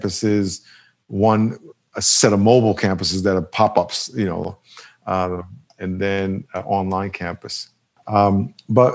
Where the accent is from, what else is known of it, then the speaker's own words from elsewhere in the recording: New York, United States; now in San Diego, United States; I grew up in New York, four grandparents from Jamaica, West Indies.